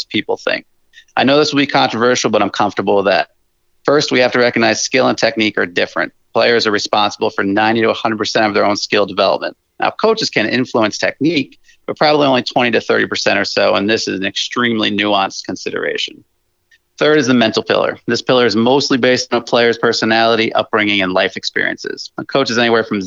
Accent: New Jersey, United States; moved away as an adult; now in upstate New York, United States; I was born and raised in New Jersey for 30 years, but I now reside in upstate New York

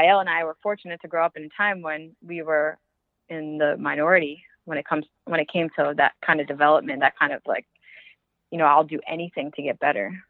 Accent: Northeast, United States; I could talk fast. I'm from the Northeast, so I can talk fast.

